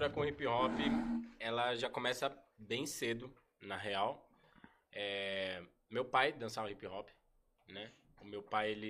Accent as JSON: {"language": "Portuguese", "town": "Suzano", "region": "São Paulo", "country": "Brazil", "said": "Eu que sou de Suzano, ele sempre me acolheu nos treinos."}